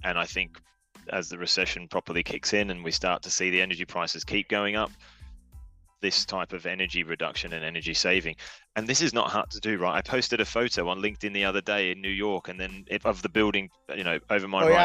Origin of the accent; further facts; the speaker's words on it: Australia; now in United Kingdom; I'm Australian, so I'll answer it as an Australian living in the UK